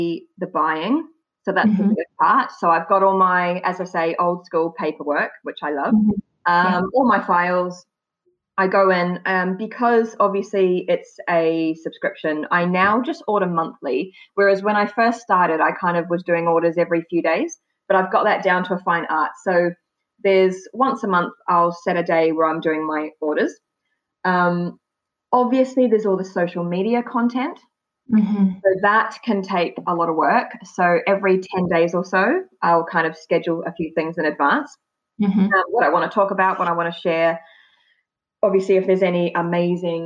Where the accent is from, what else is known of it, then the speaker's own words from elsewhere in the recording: New Zealand; moved away as an adult; now in United Kingdom; I was born in New Zealand